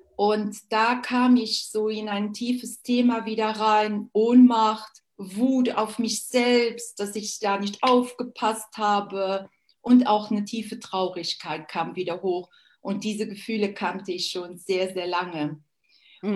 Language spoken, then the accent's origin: German; Luxembourg; Ich bin Luxemburgerin